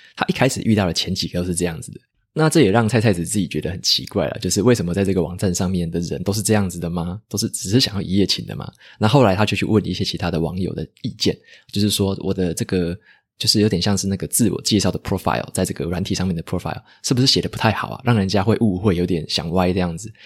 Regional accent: Taitung, Taitung County, Taiwan; moved away as an adult; 我自己的话是台东人

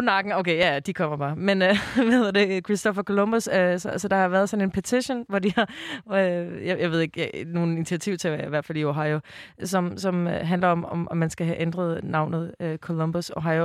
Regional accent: Copenhagen, Capital Region of Denmark, Denmark; jeg er jo fra Islands Brygge i København

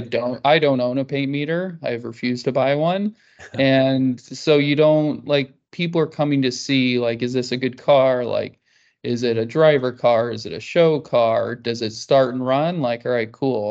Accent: Kansas, United States; I grew up in Kansas

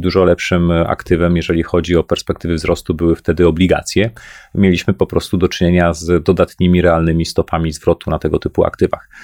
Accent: Poland; Pochodzę z Polski, zarabiam w złotówkach

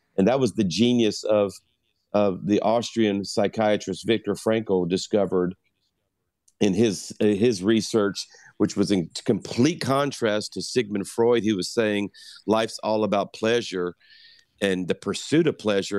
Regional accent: South Louisiana, United States; I'm a Cajun from South Louisiana

